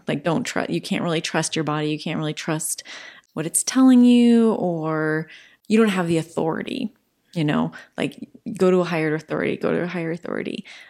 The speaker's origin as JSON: {"language": "English", "region": "New Jersey", "country": "United States", "tie": "born or raised there", "said": "I didn't grow up LDS. I grew up in New Jersey."}